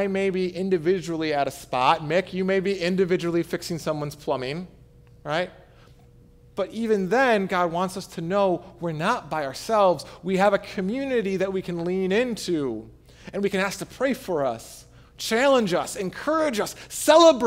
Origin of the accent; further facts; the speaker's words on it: Michigan, United States; I am a Michigander, right? I'm from Michigan